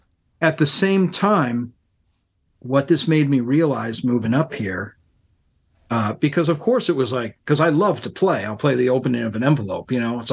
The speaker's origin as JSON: {"language": "English", "town": "Worcester", "region": "Massachusetts", "country": "United States", "tie": "born or raised there", "also_born_or_lived": "Boston, Massachusetts", "moved": "as an adult", "lives_now": "Portland, United States", "said": "I grew up in Worcester, Massachusetts, and then I moved to Boston from there, which is only a half an hour up the road."}